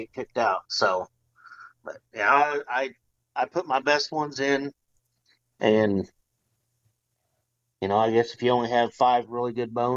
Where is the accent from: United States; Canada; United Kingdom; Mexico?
United States; Centralia; my hometown of Centralia